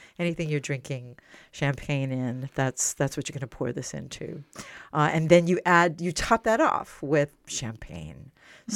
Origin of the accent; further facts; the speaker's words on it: New Orleans, Louisiana, United States; moved away as an adult; also born or lived in Las Vegas, Nevada; now in Atlanta, United States; I grew up in a neighborhood called Gentilly in New Orleans, Louisiana, and then we moved to New Orleans East, and I spent most of the first 20 years of my life in New Orleans.